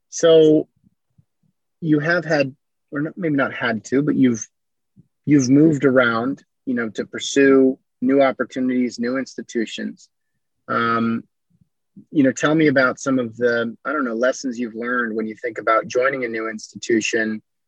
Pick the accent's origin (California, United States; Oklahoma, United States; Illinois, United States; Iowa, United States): Iowa, United States; growing up in Iowa